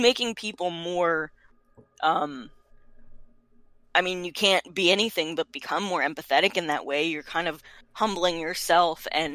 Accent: United States; I'm an American.

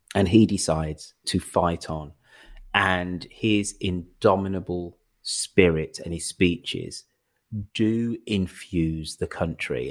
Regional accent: England, United Kingdom; me being English and being black

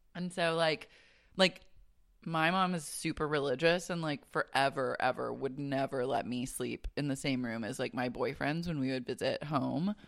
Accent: Oklahoma City, Oklahoma, United States; I was raised in Oklahoma City

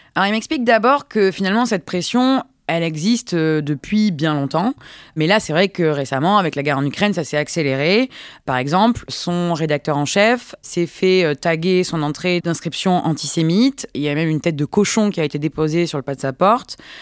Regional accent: France; en tant que Français

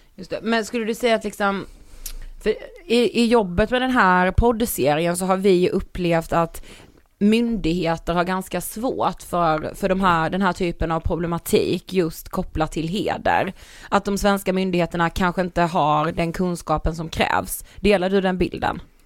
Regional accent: Sweden; att vara född och uppvuxen i Sverige

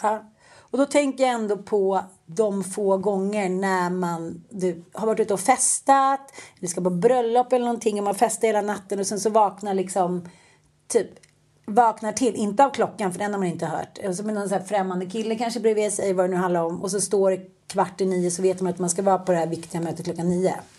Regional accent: Sweden; vi svenskar

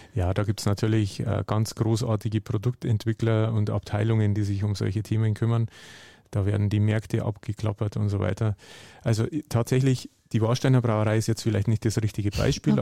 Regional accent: Hallertau, Bavaria, Germany; die Nähe zu Bier war mir irgendwo schon immer äh, auch durch meine Heimat gegeben. Also ich komme aus der Hallertau, der Hopfenanbaugegend

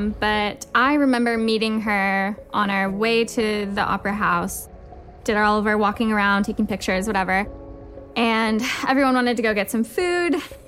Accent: Santa Barbara, California, United States; I'm 26 years old. I'm a nurse, and I'm from Santa Barbara, California.

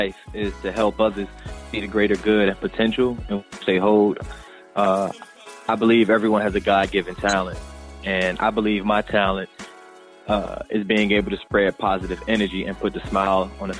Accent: Newport News, Virginia, United States; moved away as an adult; also born or lived in Raleigh, North Carolina; now in New York, United States; born and raised in Newport News, Virginia, and a fellow graduate, class of 2009 from Shaw University.

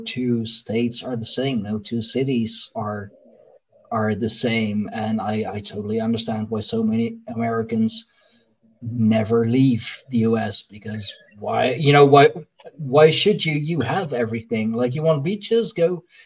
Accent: Leiden, South Holland, Netherlands; my hometown of, you know, of Leiden

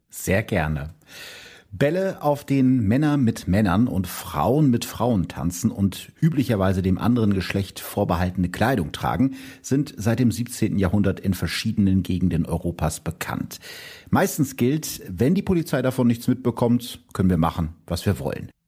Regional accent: Gütersloh district, North Rhine-Westphalia, Germany; Ich komme ja aus dem Kreis Gütersloh, wie die meisten Leute wissen

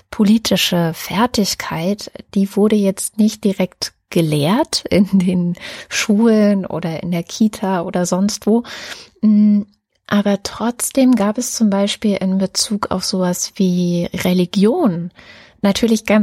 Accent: Germany; zu die ersten sieben Jahre meiner Kindheit fanden ja in der DDR statt und es ist ja trotz allem mehr oder weniger eine Diktatur gewesen

